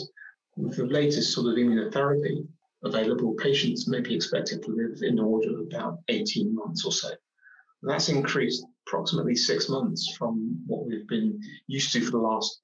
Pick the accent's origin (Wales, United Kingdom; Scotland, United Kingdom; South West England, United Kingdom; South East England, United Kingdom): South East England, United Kingdom; Oxford; I grew up in Oxford. I was born in Oxford and represented the city.